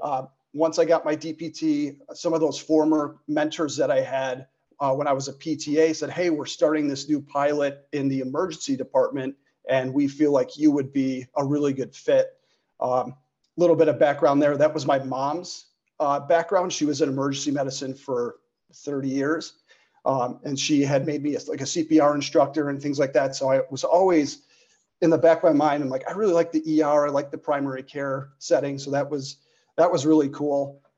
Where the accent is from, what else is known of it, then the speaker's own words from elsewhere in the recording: Chicago, Illinois, United States; born and raised in the Chicagoland area